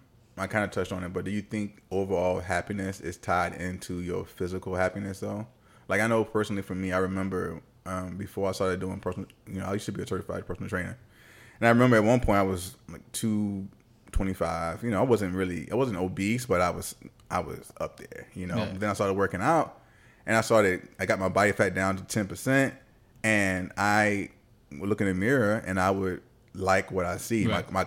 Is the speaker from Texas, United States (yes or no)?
no; Richmond, Virginia, United States; moved away; That's why I moved from Virginia. Shout out to Richmond, Virginia, though.